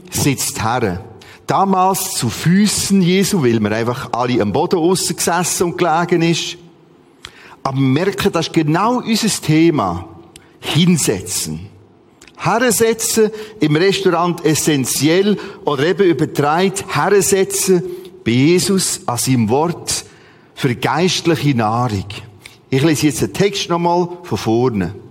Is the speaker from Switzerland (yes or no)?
yes; Bern, Switzerland; Ich komme aus dem Bernbiet und dort gibt's viele Martas.